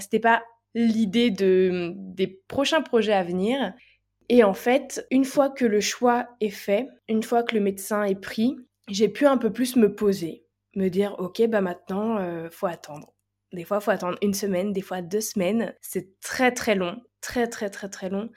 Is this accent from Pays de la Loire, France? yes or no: yes; Nantes, Pays de la Loire, France; je suis de Nantes